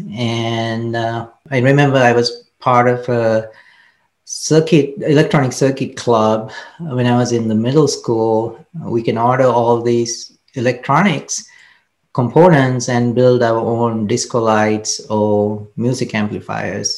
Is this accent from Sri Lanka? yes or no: yes; Kandy, Central Province, Sri Lanka; I grew up in Sri Lanka, Kandy um, it's the central part of Sri Lanka.